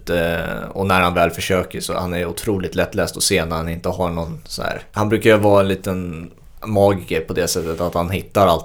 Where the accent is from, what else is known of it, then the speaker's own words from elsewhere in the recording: Sweden; för mig som sticker ut som svensk